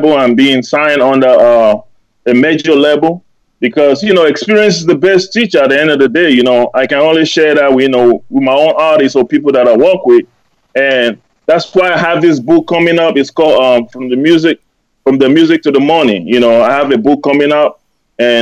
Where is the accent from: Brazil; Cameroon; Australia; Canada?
Cameroon; also born or lived in Germany; now in United States; Originally, I was born and raised in Cameroon.